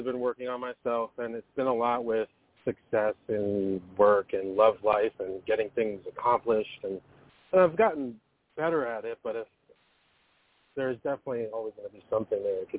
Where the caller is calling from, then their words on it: Marlboro, New York, United States; I'm from Marlboro, New York.